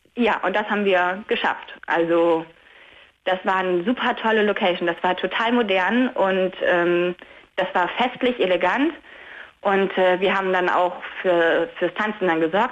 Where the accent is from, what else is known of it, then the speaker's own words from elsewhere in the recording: Delmhorst, Lower Saxony, Germany; ich komme ja aus Delmhorst, wir haben hier in Delmhorst geheiratet